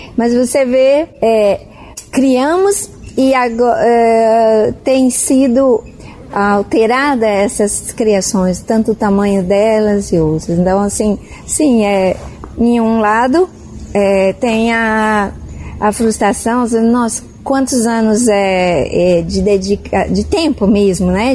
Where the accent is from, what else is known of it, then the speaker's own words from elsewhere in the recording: São José do Rio Preto, São Paulo, Brazil; moved away as an adult; also born or lived in Amazonia; na minha cidade natal, Rio Preto